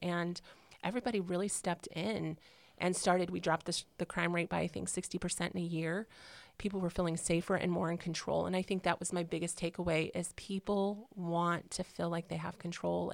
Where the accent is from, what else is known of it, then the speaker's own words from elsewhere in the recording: Illinois, United States; moved away as an adult; also born or lived in California; now in Indiana, United States; I'm originally from California, and then, then I grew up in um, Illinois in a small country town um, through high school